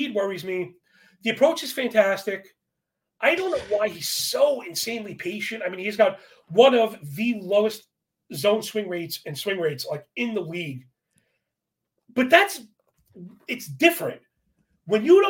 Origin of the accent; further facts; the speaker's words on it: New York, United States; growing up in New York